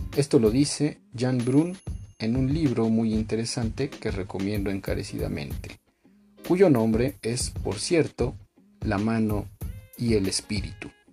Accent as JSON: {"language": "Spanish", "country": "Mexico", "said": "aquí mismo en mi país, México"}